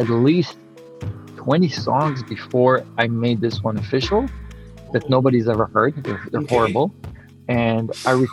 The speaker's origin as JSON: {"language": "English", "town": "Montreal", "region": "Quebec", "country": "Canada", "tie": "born or raised there", "second_language": "English", "said": "when I moved to Montreal as a kid, I didn't speak English. It was 1989, immigrant"}